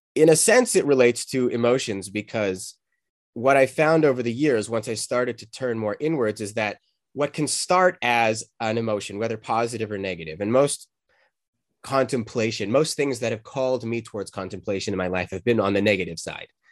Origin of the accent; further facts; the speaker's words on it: Calgary, Alberta, Canada; moved away; also born or lived in Boulder, Colorado; where I grew up in Canada.